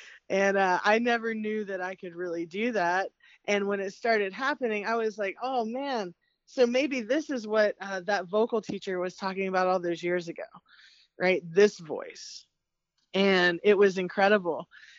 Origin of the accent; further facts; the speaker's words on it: Appalachia, United States; I come from my family growing up in the Appalachian Mountains. You know, it's very bluegrass based, very roots music, old time music.